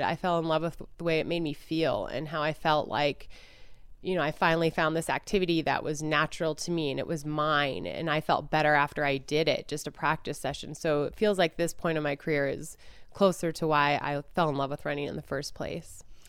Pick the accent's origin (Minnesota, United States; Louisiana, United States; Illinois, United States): Minnesota, United States; Duluth; I grew up in Minnesota